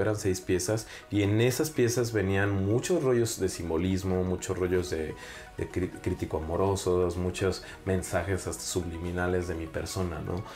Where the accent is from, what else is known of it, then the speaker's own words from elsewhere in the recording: Celaya, Guanajuato, Mexico; soy más celayense